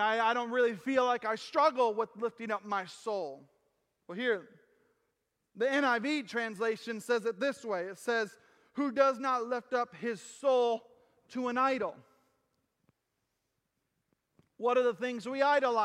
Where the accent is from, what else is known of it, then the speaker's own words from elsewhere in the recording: United States; I am an American. I have no problem saying I'm American